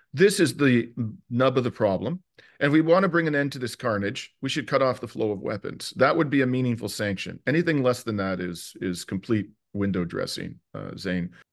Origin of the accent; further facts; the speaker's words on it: Canada; as a Canadian